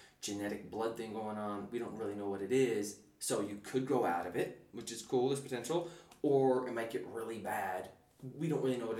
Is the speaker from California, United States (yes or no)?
no; upstate New York, United States; born or raised there; first language English; moved away as an adult; also born or lived in New Zealand / West Philadelphia